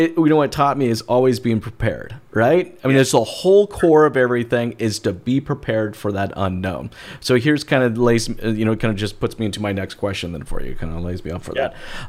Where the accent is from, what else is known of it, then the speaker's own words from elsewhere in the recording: Albuquerque, New Mexico, United States; also born or lived in Boise, Idaho; Boise, Idaho. But I grew up all over the western part of the United States. Actually, if I had to call a home, I'd say Albuquerque, New Mexico, the Southwest.